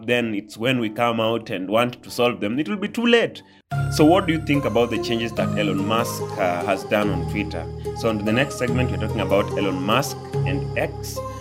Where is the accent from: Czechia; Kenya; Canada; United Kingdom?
Kenya; I'm part of the Kenyans. I'm a Kenyan.